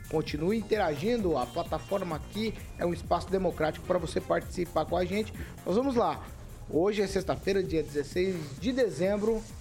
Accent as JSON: {"language": "Portuguese", "town": "Campo Mourão", "region": "Paraná", "country": "Brazil", "lives_now": "Maringá, Brazil", "said": "Mas eu sou de Campo Mourão"}